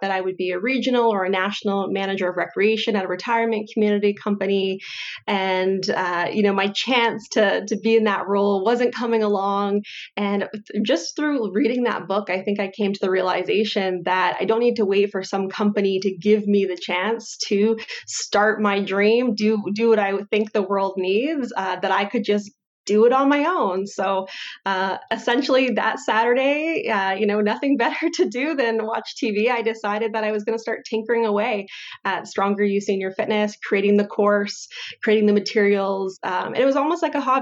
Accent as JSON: {"language": "English", "town": "Windsor", "region": "Ontario", "country": "Canada", "tie": "born or raised there", "also_born_or_lived": "Calgary", "moved": "as an adult", "said": "I grew up in the Windsor Essex area"}